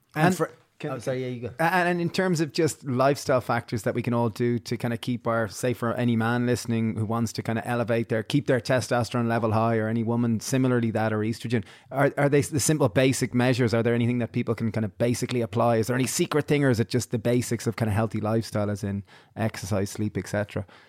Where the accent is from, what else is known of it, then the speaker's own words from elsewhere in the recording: Ireland; growing up in Ireland